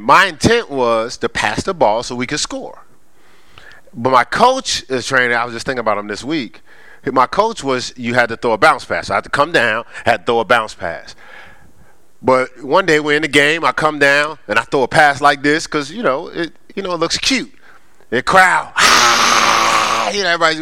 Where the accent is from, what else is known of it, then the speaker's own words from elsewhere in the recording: Newark, New Jersey, United States; I was raised in Newark, New Jersey, on the streets of Newark